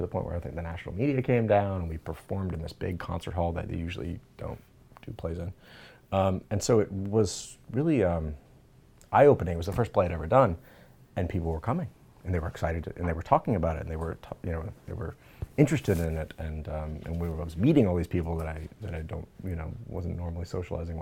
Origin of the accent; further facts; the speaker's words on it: Austin, Texas, United States; moved away; I grew up in Austin, Texas.